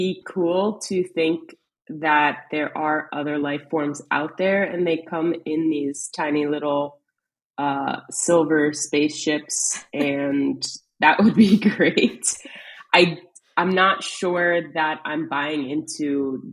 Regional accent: East Coast, United States; growing up on the East Coast

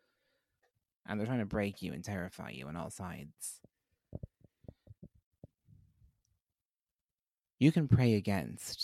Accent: Ireland

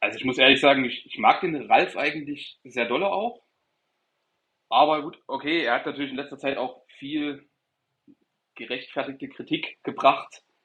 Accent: Erfurt, Thuringia, Germany; moved away as an adult; now in Stuttgart, Germany; ich komme aus Erfurt, äh, Thüringen

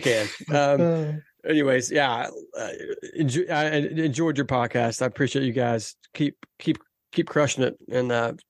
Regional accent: Los Angeles, California, United States; I'm originally from Southern California. I'm from LA. So I've got, I'm an Angels fan. Like all my family are Angels fans out there.

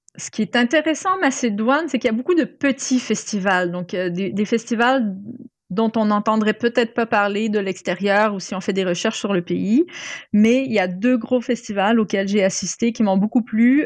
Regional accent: Quebec, Canada; moved away; mon enfance euh, au Québec

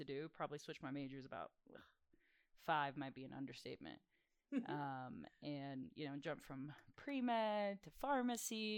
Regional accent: South Louisiana, United States; I'm from South Louisiana

